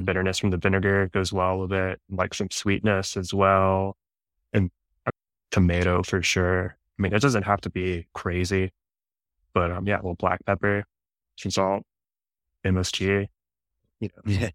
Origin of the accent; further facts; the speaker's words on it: Dallas, Texas, United States; growing up in Dallas, it's like suburbia